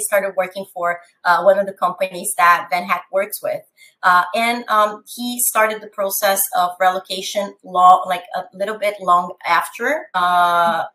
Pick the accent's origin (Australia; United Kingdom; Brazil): Brazil; São Paulo; English is a second language; moved away as an adult; now in Canada; I am originally from Brazil, from São Paulo